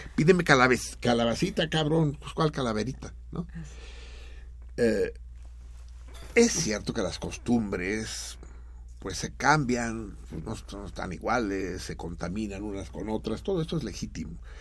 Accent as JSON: {"language": "Spanish", "country": "Mexico"}